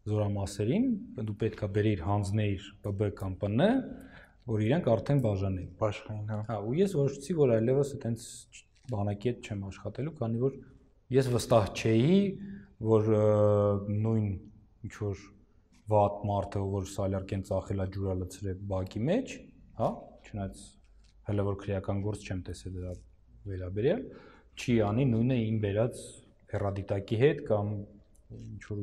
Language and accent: Armenian; Georgia; ծննդով Վրաստանից